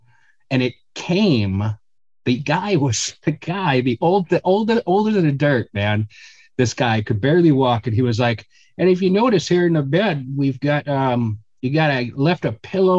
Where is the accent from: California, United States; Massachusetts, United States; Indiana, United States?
Massachusetts, United States; Weymouth; moved away as an adult; also born or lived in New York; growing up in Weymouth, Massachusetts, it's like 10 minutes, 15 minutes south of Boston.